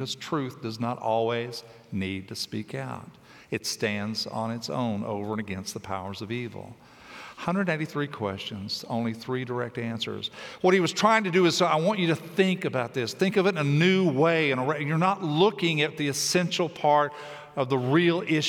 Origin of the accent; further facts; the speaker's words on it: Tennessee, United States; I grew up in Tennessee